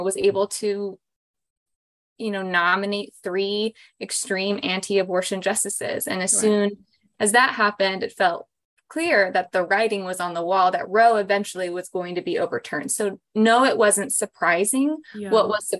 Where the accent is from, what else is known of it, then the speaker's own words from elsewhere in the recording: Utah, United States; moved away as an adult; also born or lived in Virginia; now in Washington, D.C., United States; I was a social worker first in my home state of Utah